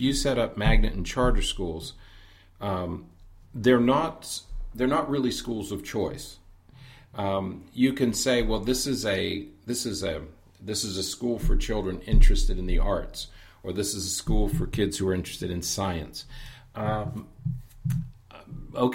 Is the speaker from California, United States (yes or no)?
no; Pennsylvania, United States; Even in the little town that I grew up in Pennsylvania, there were two elementary schools